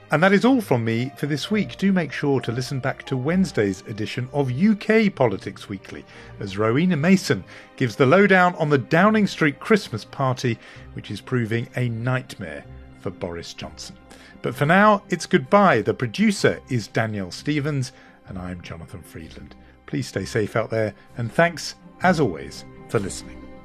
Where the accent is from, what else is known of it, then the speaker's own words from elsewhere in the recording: United Kingdom; accent: British; my British accent